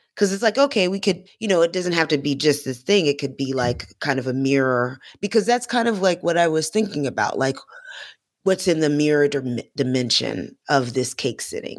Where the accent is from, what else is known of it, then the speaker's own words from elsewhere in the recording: Florida, United States; because I'm from Florida